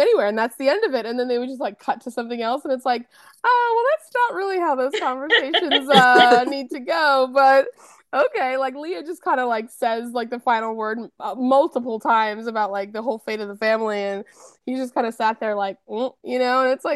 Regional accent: Massachusetts, United States; moved away; also born or lived in New York City; I lived in New York City for a long time, and then the place where I grew up in Massachusetts

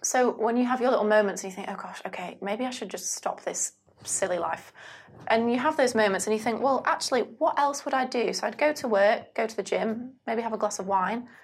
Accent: United Kingdom; I am British

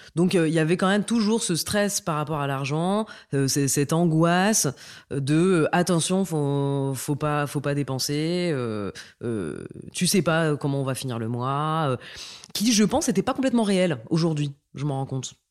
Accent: northern France, France; moi j'ai grandi dans le nord de la France, euh, je suis née là-bas

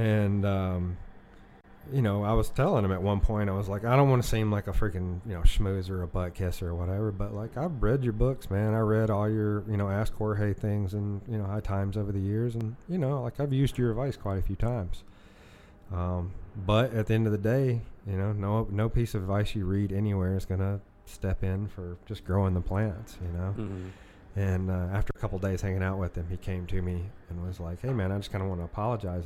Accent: the South, United States; a, kid from a single mom growing up in the South

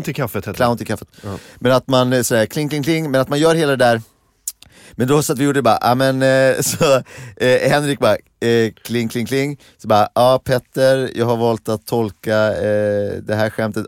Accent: Gimo, Uppsala County, Sweden; jag kom från Gimo

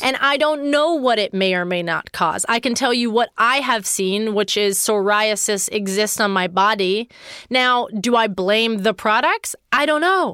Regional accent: Pittsburgh, Pennsylvania, United States; I recorded it in Pittsburgh, Pennsylvania, my hometown

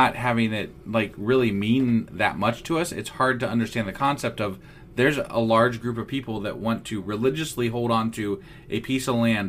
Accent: United States

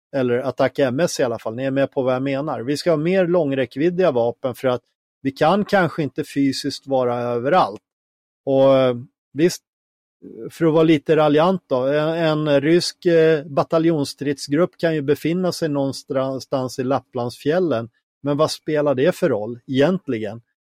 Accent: Finland; now in Sweden; som finne

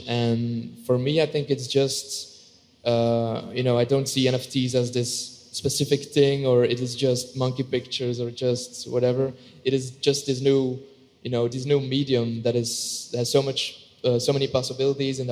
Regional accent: Belgium; I'm an artist from Belgium.

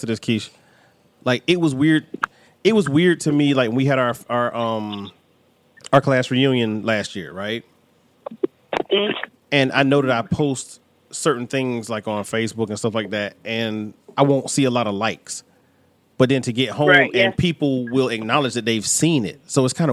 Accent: Raleigh, North Carolina, United States; I'm always from Raleigh

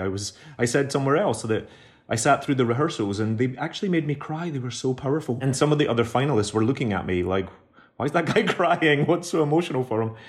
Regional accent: Glasgow, Scotland, United Kingdom; moved away as an adult; now in New York, United States; I'm an immigrant now. I was born and raised in Glasgow. All my family are still on the south side, but I live in New York.

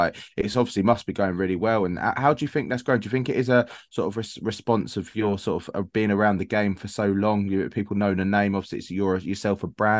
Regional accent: Mottingham, London, United Kingdom; I grew up in Mottingham

